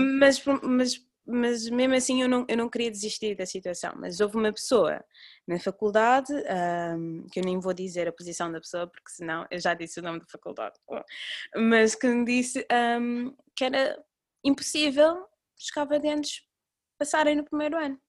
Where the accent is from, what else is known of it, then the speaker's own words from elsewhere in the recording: Cape Verde; now in Portugal; Nós, ah, somos de Cabo Verde